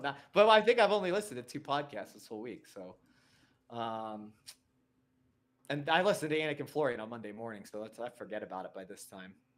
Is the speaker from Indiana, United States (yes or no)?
no; Connecticut, United States; now in Colorado, United States; I'm from Connecticut, though, actually, but I've lived here forever